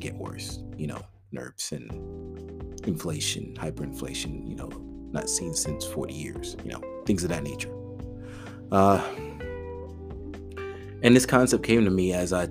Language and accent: English; New York City, New York, United States; now in North Texas, United States; I was raised in the Bronx, a Caribbean family, you know, immigrant family